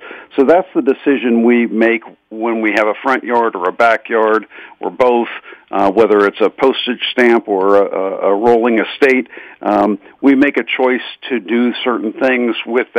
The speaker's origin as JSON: {"language": "English", "town": "Pittsburgh", "region": "Pennsylvania", "country": "United States", "tie": "born or raised there", "said": "I grew up in Squirrel Hill in the east end of Pittsburgh"}